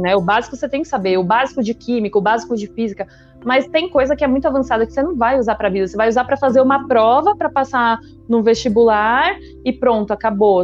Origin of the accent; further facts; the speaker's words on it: São Paulo, Brazil; also born or lived in Salvador, Bahia; tenho 31 anos, eu nasci em São Paulo, uma família super comum de São Paulo